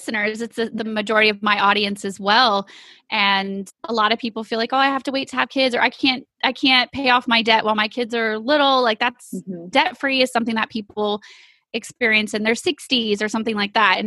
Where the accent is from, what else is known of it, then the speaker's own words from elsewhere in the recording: East Texas, United States; we are from East Texas.